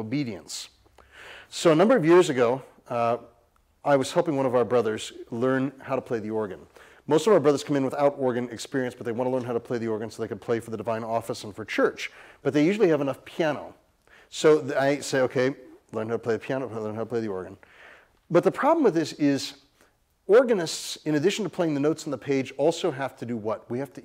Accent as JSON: {"language": "English", "region": "California", "country": "United States", "said": "I'm from California"}